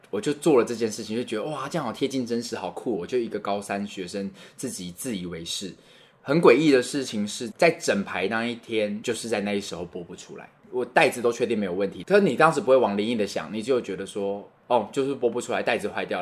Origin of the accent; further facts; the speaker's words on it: Kaohsiung, Taiwan; 我们以前读高雄中山国小